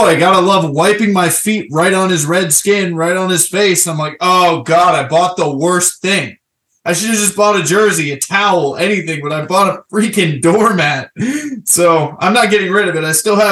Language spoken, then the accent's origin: English; Florida, United States; I'm originally from Florida